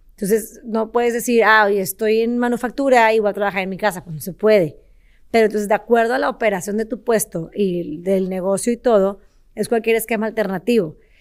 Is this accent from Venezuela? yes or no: no; Monterrey, Nuevo León, Mexico; soy de Monterrey, nací, crecí aquí en, Monterrey